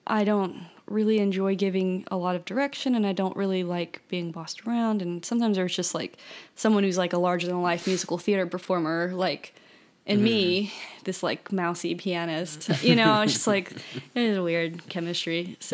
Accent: Baton Rouge, Louisiana, United States; Baton Rouge.

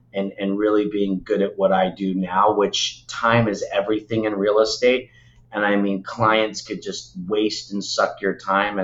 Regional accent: Los Angeles, California, United States; also born or lived in Tarzana / Beverly Hills; Born and raised. I was actually born in Tarzana, so Valley boy

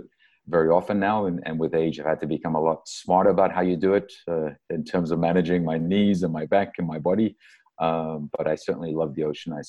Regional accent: Durban, KwaZulu-Natal, South Africa; moved away as an adult; also born or lived in Cape Town, South Africa / Vancouver, Canada / Ireland; now in Colorado Springs, United States; I was born and raised in Durban, South Africa. And I spent almost all of my youth in Durban. I went to Cape Town for 2 years. My dad's side of the family are all South African. My mom's side of the family are all German.

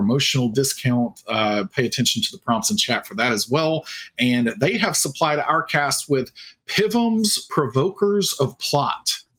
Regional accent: the South, United States; I can't ever talk that fast because I'm from the South.

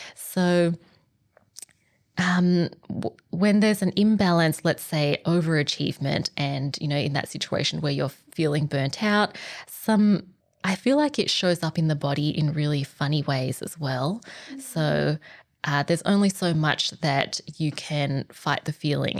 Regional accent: Australia; I was born in Australia. But with my Vietnamese heritage

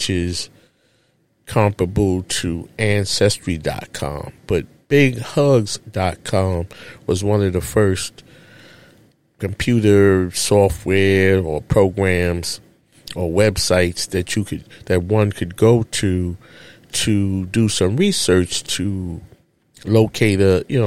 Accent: New York City, New York, United States; as a child growing up in Harlem, USA, in a public housing project

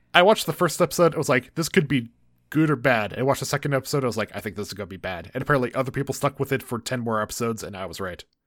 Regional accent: United States; we're from America

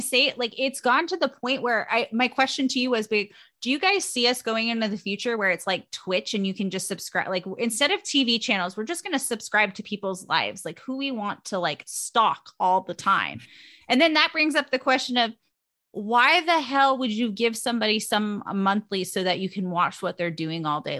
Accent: Los Gatos, California, United States; my hometown, um, where I, where I was born and raised in Las Gatas, California

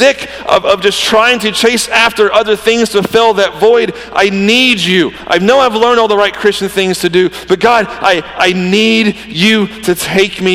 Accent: Georgia, United States; I'm from Georgia

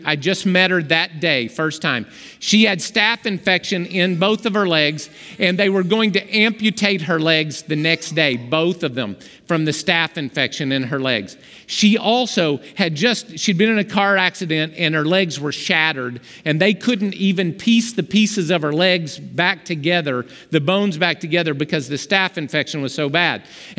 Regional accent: Romania; You started praying in Romanian, and I'm from Romania, and that's my home dialect, and you were praying in the dialect of my hometown in clear words.

